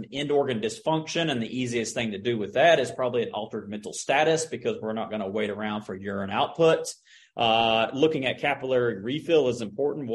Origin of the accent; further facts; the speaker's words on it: Oklahoma, United States; moved away; I'm from Oklahoma